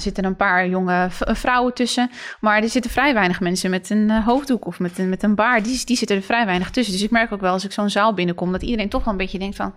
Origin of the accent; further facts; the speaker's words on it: Netherlands; zijn we wel in Nederland geboren.